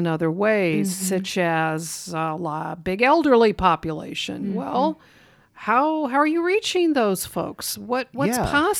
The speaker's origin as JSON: {"language": "English", "town": "Lincoln", "region": "Nebraska", "country": "United States", "tie": "born or raised there", "said": "I grew up in Lincoln, and there was always the Nebraska Repertory Theater and the Lincoln Community Playhouse"}